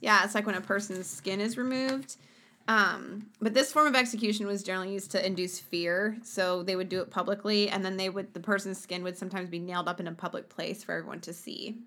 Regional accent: Sweden; moved away; my home country, Sweden.

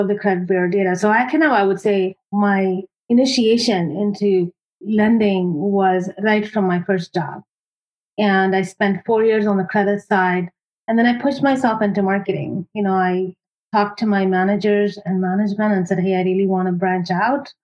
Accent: India; moved away as an adult; now in United States; I grew up in India.

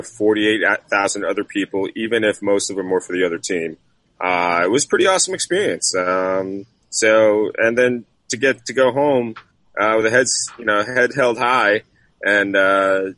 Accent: New Jersey, United States; I'm from New Jersey

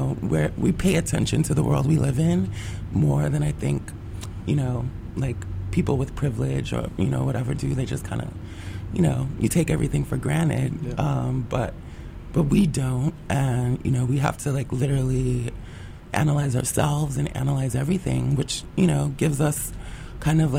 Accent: New York City, New York, United States; growing up in the Bronx

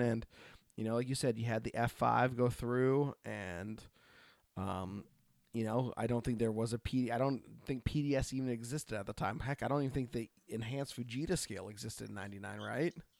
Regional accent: Oregon, United States; I grew up in Oregon

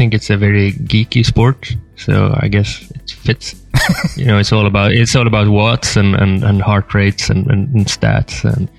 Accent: Gothenburg, Västra Götaland, Sweden; moved away as an adult; now in France; But I'm originally from Gothenburg in on the west coast of Sweden.

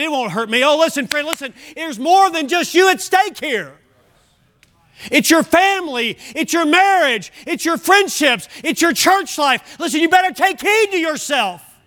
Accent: United States; I'm also blessed to have been born into America.

